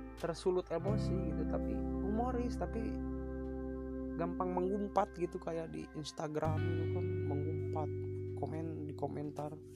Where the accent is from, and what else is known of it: Indonesia